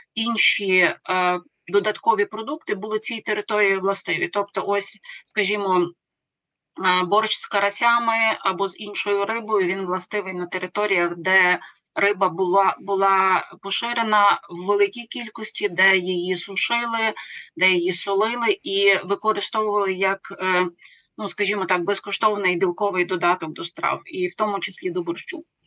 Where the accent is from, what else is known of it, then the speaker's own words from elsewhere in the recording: Lviv, Lviv Oblast, Ukraine; Я львів'янка.